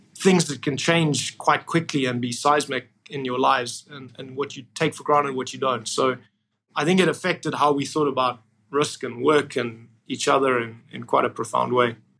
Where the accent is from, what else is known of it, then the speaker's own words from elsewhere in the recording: Cape Town, Western Cape, South Africa; moved away as an adult; also born or lived in Port Elizabeth, South Africa / United Kingdom / United States; I was born there, and then we moved uh, to Port Elizabeth, and then I, I mainly grew up in Cape Town